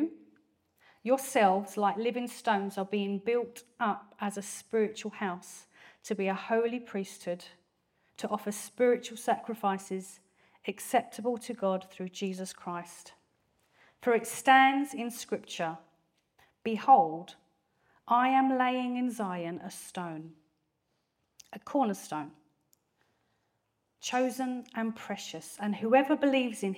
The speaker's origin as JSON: {"language": "English", "town": "Grays", "region": "East of England", "country": "United Kingdom", "tie": "born or raised there", "accent": "strong Essex accent", "said": "Born and raised in Grays, Thurrock, Essex. I haven't moved very far."}